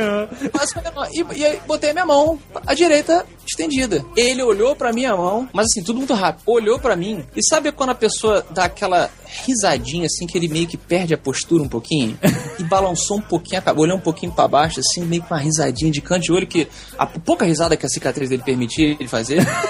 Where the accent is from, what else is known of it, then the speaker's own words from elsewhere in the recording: Brazil; sou lá do Brasil